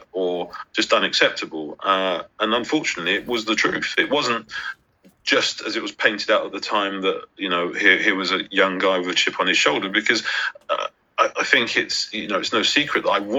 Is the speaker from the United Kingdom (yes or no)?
yes; London, United Kingdom; I grew up in South London. I grew up in Brixton